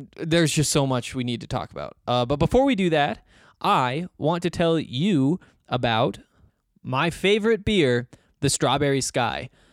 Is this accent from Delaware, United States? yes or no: no; Montana, United States; moved away as an adult; now in Denver, United States; I moved away from Montana and stop going to school in Montana